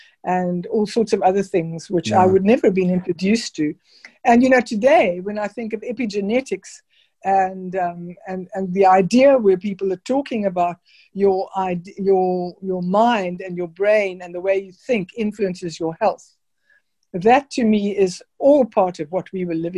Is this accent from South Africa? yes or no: yes; Pretoria, Gauteng, South Africa; born there; also born or lived in Zimbabwe; I was born in Pretoria. Then my father, who was an engineer, moved to what was then Rhodesia, which is now called Zimbabwe.